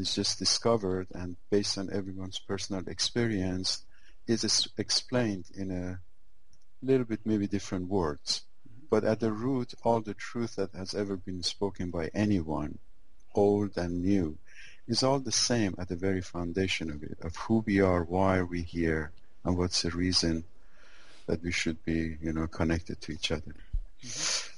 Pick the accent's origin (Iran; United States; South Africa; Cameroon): Iran; I was born in Iran